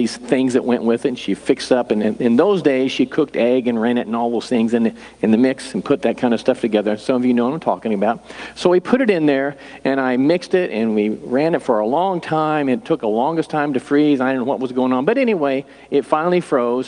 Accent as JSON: {"language": "English", "town": "Humansville", "region": "Missouri", "country": "United States", "tie": "born or raised there", "said": "I grew up in Humansville, and that's nowhere"}